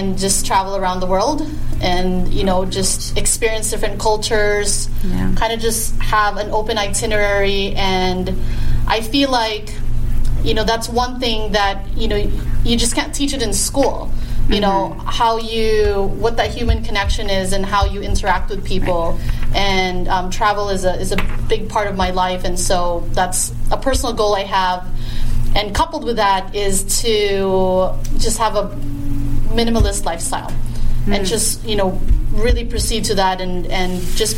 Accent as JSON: {"language": "English", "country": "Philippines", "moved": "yes", "lives_now": "Las Vegas, United States", "said": "I'm Filipino"}